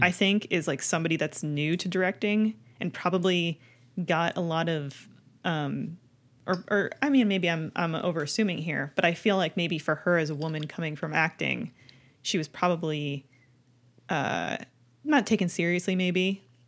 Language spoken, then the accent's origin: English; Canada; a kid growing up in Canada